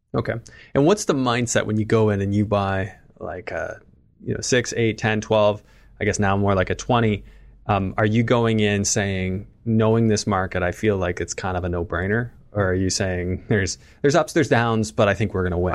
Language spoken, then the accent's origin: English; Canada; as a Canadian